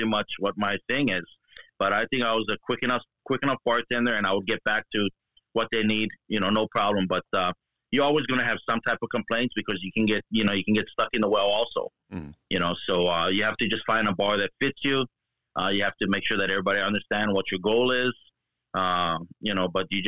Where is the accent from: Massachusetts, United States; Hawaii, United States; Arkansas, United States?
Hawaii, United States; I'm born and raised in Hawaii. Been here pretty much all my life